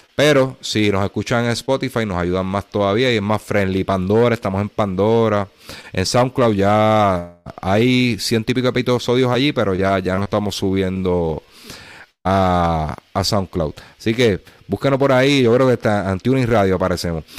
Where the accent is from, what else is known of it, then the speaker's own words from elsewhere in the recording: Puerto Rico; nosotros somos jibaritos aquí de Puerto Rico